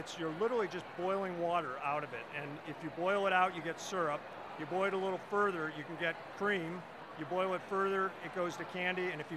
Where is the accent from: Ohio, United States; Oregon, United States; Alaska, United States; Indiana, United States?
Ohio, United States; now in Vermont, United States; I'm from Ohio